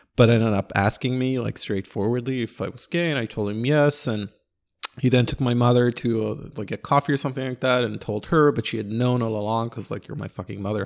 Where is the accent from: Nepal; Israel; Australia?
Israel; Ra'anana, Central District; also born or lived in Sunset Park, New York; now in New York, United States; Ranana, my hometown